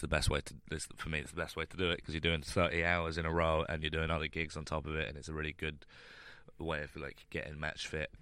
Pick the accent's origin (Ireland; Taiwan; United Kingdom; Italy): United Kingdom; London; I grew up in London so like I could live with my family while I was starting doing comedy